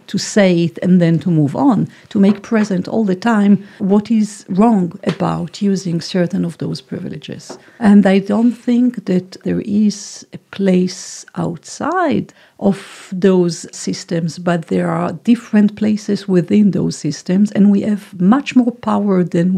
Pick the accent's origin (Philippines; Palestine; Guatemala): Palestine; born there; And what does it mean that I was born in Palestine and interpolated to forget all these components of my identity?